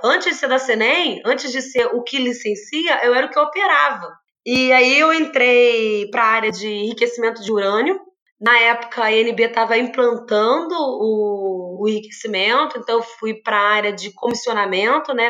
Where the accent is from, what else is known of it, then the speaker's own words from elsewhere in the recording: Volta Redonda, Rio de Janeiro, Brazil; sou de Volta Redonda, tenho uma siderúrgica muito expressiva